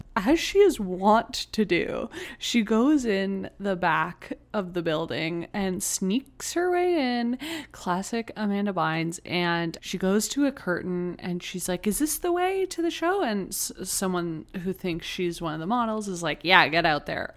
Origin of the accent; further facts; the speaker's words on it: Canada; We are Canadian